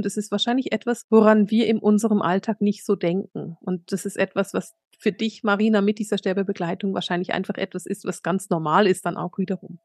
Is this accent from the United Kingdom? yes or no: no; suburb of Bern, Switzerland